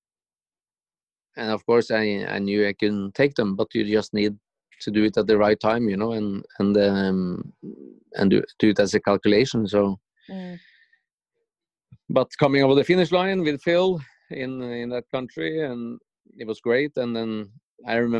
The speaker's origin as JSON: {"language": "English", "country": "Norway", "tie": "born or raised there", "said": "it was 10,000 people in my hometown"}